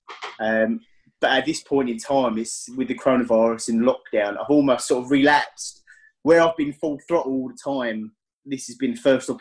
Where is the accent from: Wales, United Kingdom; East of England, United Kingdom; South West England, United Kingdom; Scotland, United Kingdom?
East of England, United Kingdom; Essex; I am from Essex in England, so roughly about sort of 45 minutes out of London by train